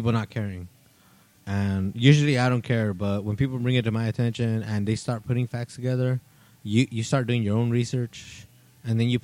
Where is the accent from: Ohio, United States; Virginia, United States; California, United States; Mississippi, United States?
California, United States; Salinas; We're all from Salinas